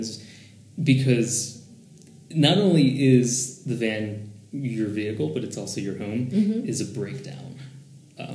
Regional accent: Philadelphia, Pennsylvania, United States; my hometown in Philadelphia

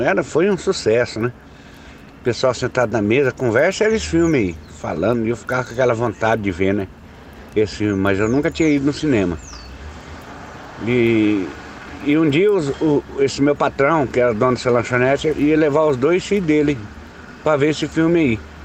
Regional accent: Paraná, Brazil; vamos comigo até lá na minha cidade

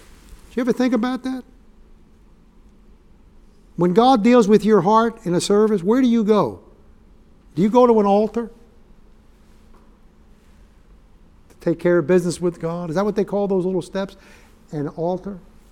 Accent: New York, United States; like I used to ask my dad growing up in New York, what do you want for Father's Day, Dad?

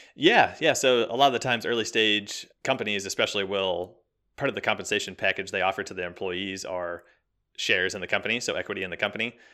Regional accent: Kansas City, United States; I'm born and raised in Kansas City, right in the middle, smack dab middle of America. Uh, grew up here, went to college here, been here kind of my whole life

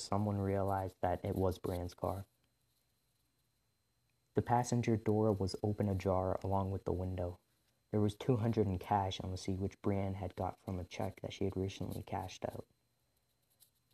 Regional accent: Revelstoke, British Columbia, Canada; my hometown in Revelstoke, British Columbia

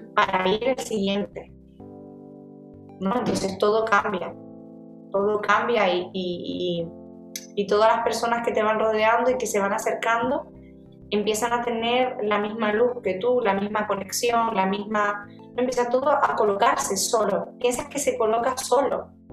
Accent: Gran Canaria, Canary Islands, Spain; un sarantontón que le decimos en Canarias, yo soy de Gran Canaria

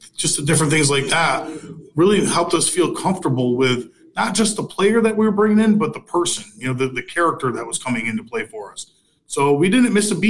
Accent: Fulton-Montgomery area, New York, United States; I was working at Fulton Montgomery Community College back in my hometown

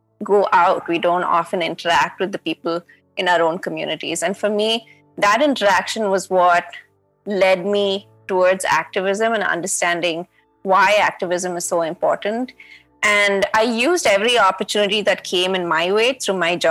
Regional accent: Chennai, Tamil Nadu, India; moved away as an adult; also born or lived in Bangalore; I'm from Chennai

